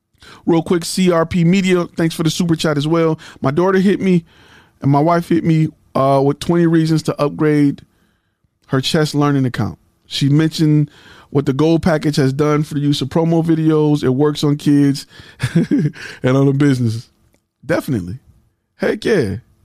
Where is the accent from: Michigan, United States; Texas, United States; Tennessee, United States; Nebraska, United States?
Michigan, United States; I know a lot of them because I'm from Michigan and we got the mesquites and all of them up there.